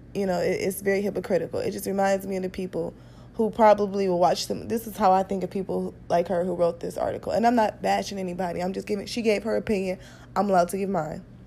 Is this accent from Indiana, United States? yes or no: no; Cleveland, Ohio, United States; moved away; also born or lived in Detroit; I'm from Cleveland. Um, I eventually moved to Detroit